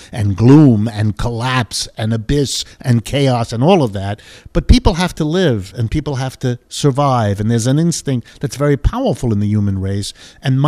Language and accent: English; United States; growing up in the United States